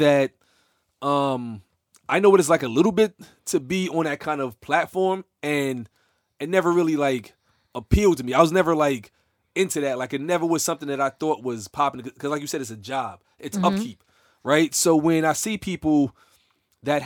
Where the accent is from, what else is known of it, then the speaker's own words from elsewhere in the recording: New York, United States; I'm from New York.